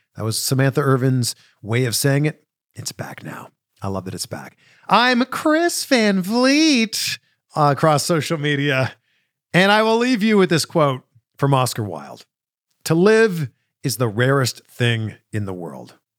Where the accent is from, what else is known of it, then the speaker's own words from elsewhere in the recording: Durham Region, Ontario, Canada; Durham region, where I'm from